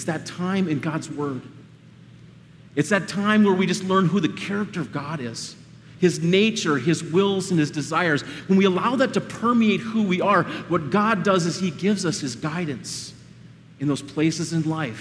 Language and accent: English; Iowa, United States; I'm from Iowa